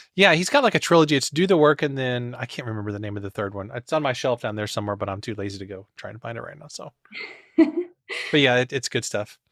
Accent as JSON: {"language": "English", "region": "Missouri", "country": "United States", "said": "I'm from Missouri"}